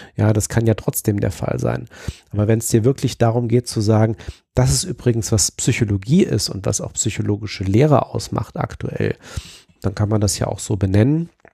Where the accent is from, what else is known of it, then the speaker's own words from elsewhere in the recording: Zonenrandgebiet, Germany; ich bin ja im Zonenrandgebiet aufgewachsen